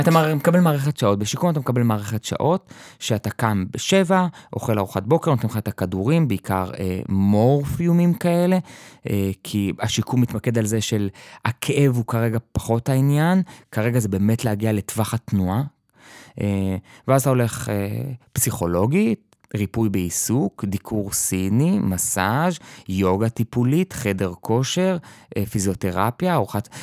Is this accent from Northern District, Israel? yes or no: yes; kibbutz in the Jordan Valley, Northern District, Israel; תמיד הייתי בקיבוץ, אה, התחנכתי כילד חוץ בקיבוץ, בעמק הירדן